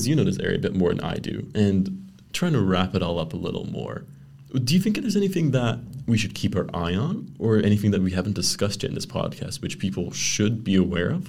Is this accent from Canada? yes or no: yes; Canada; also born or lived in Netherlands; now in Brussels, Belgium; as a Canadian